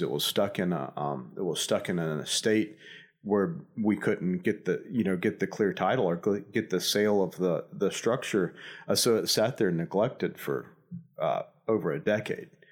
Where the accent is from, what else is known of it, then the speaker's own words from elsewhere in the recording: near Savannah, Georgia, United States; also born or lived in Nashville, Tennessee; I'm from about, uh, five miles down the road, uh, so I haven't, I haven't made it too far from where I was, uh, born and raised